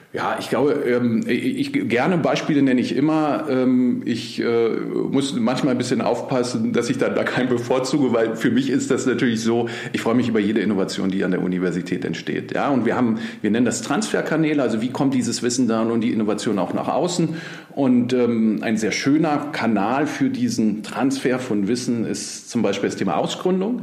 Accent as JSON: {"language": "German", "region": "Berlin", "country": "Germany", "tie": "born or raised there", "said": "ich bin Berliner, gebürtiger Berliner auch"}